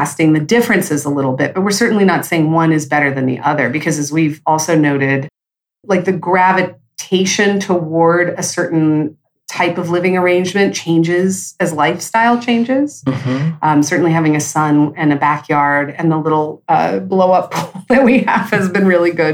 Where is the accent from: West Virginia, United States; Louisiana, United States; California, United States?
California, United States; moved away; first generation Californians. Like, my parents moved out there from other states